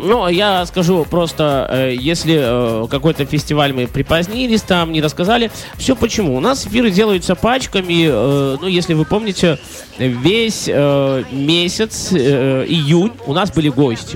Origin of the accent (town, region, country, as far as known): Belarus